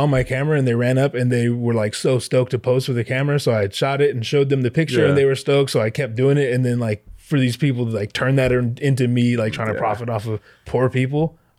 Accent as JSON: {"language": "English", "region": "Hawaii", "country": "United States", "said": "I'm from here, but Hawaii."}